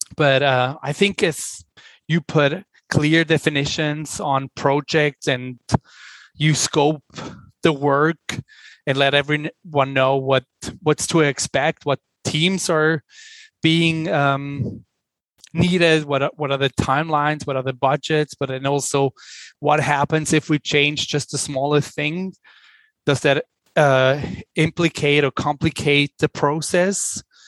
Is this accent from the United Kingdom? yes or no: no; Switzerland; English is a second language; moved away as an adult; also born or lived in New York, United States; now in Los Angeles, United States; as you can probably hear from my accent, I'm originally from Switzerland. I'm Swiss, but I've spent the majority of my working life in the United States.